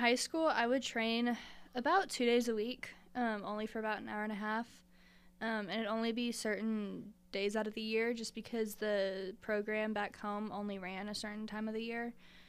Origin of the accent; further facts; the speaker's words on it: Sealy, Texas, United States; also born or lived in Colorado; now in El Paso, United States; I was born in Colorado, but I'm from a small town called Seely, Texas.